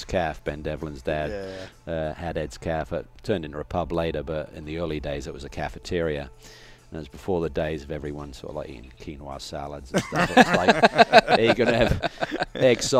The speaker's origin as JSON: {"language": "English", "town": "Norwich", "region": "East of England", "country": "United Kingdom", "tie": "born or raised there", "said": "Quality Foam Products was his business in Norwich, my hometown"}